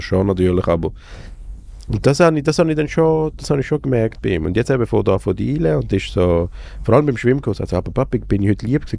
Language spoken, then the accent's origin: German; Basel, Basel-Stadt, Switzerland; born or raised there